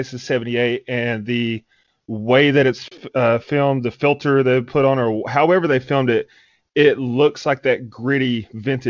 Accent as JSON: {"language": "English", "region": "East Tennessee", "country": "United States", "tie": "born or raised there", "said": "some of the people I grew up with in East Tennessee"}